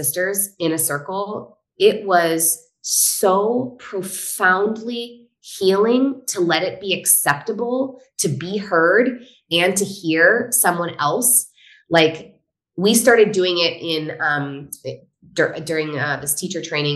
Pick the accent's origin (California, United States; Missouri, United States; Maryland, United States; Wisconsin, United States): California, United States; Northern; So I grew up in a hunting family. I'm from Northern California